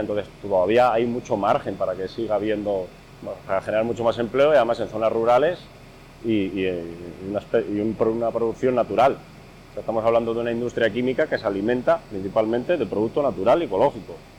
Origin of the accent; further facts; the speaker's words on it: Castile and León, Spain; nuestra tierra, aquí en Castilla y León